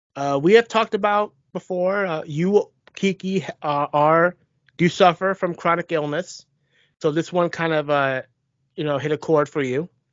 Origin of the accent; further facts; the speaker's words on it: United States; I was born in the United States